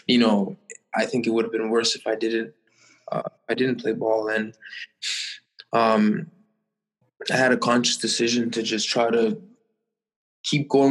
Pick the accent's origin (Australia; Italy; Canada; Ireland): Canada; Toronto, Ontario; growing up in Toronto